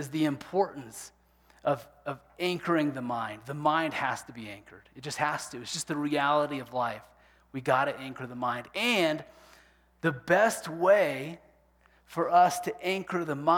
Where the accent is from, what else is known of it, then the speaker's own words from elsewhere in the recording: Kansas, United States; growing up in Kansas